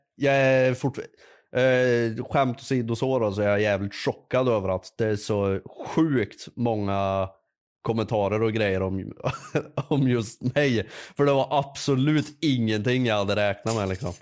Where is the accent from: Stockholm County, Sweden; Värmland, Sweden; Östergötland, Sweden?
Värmland, Sweden; Jag är en värmlänning